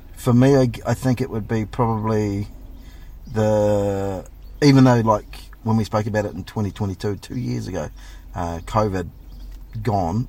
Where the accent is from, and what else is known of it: New Zealand